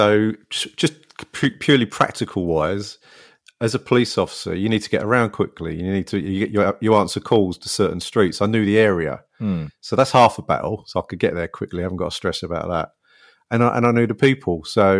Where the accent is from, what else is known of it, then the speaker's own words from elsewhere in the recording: London, United Kingdom; I'm a South London boy, born and bred, and then that's where I worked as well.